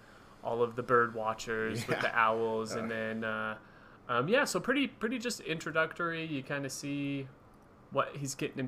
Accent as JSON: {"language": "English", "country": "United States", "said": "because we are American."}